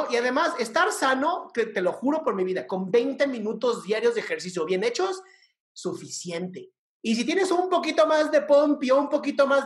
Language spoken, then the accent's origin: Spanish; Costa Rica; Soy de Costa Rica